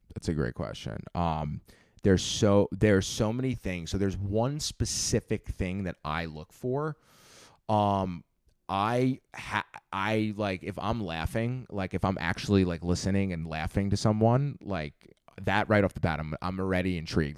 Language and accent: English; Long Island, New York, United States; moved away as an adult; now in Manhattan, United States; I'm twenty-five years old, originally from, uh, Long Island